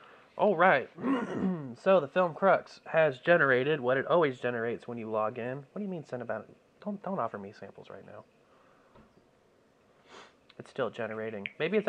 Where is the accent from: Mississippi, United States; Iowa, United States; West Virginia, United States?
Mississippi, United States; now in Oklahoma, United States; I'm from Mississippi.